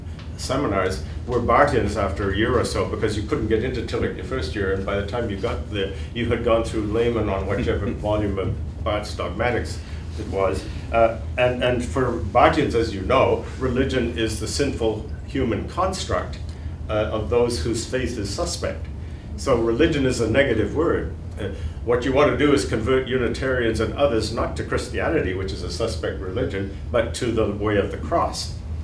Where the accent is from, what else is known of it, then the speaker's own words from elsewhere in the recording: Myanmar; So my other religion is Buddhism, since I grew up in Burma at one point.